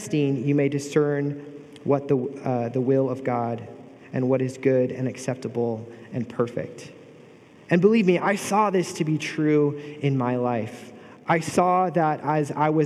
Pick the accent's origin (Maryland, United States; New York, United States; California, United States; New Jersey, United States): California, United States; Bay Area; moved away as an adult; now in Pomona, United States; I grew up in the Bay Area.